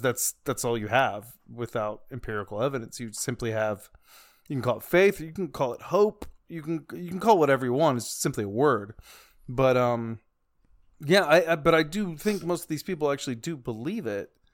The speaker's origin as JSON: {"language": "English", "region": "the Bible Belt", "country": "United States", "tie": "born or raised there", "said": "I grew up in the Bible Belt"}